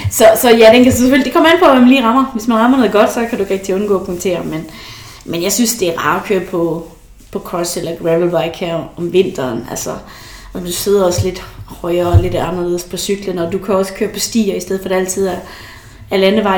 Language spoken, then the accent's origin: Danish; Esbjerg, Southern Denmark, Denmark; now in Aalborg, Denmark; det er jo det, jeg kalder hjem. Det er jo Esbjerg, men selvom jeg bor i Aalborg, så er det jo også et hjem